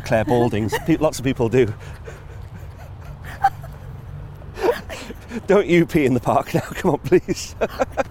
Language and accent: English; North Wales, United Kingdom; growing up in North Wales